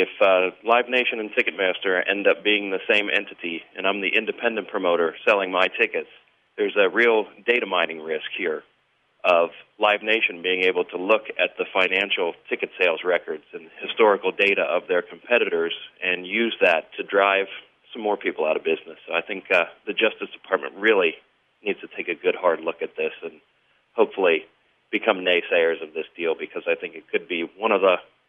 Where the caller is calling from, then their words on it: Cincinnati, Ohio, United States; I'm calling from Cincinnati, Ohio